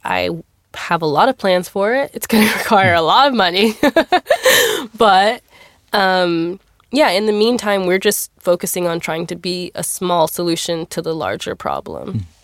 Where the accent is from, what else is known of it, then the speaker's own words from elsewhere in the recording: Texas, United States; I'm here from Texas.